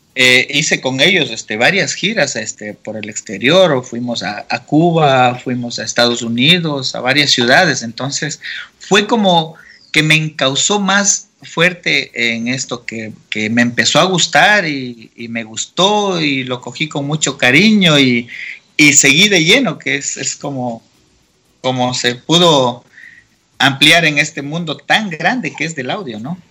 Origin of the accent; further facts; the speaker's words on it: Santo Domingo, Santo Domingo de los Tsáchilas, Ecuador; also born or lived in Quito; yo soy nacido y criado en Santo Domingo de los Colorados, provincia Sáchila